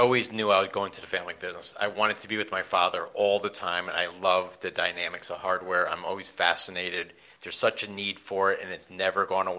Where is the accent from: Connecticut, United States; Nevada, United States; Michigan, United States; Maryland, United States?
Connecticut, United States; Hamden; also born or lived in New Haven, Connecticut; I'm from New Haven, Connecticut, and I was raised in Hampden. I spent 45 years there.